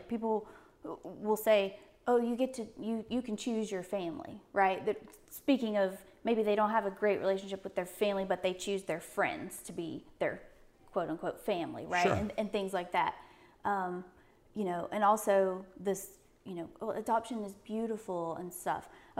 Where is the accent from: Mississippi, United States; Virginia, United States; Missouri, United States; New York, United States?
Virginia, United States; Norfolk; born there; I was born in Norfolk, Virginia.